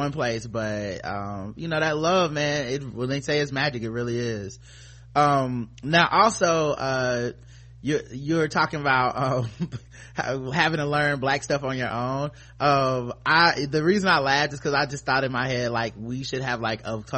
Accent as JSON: {"language": "English", "region": "the South", "country": "United States", "said": "I'm from the South"}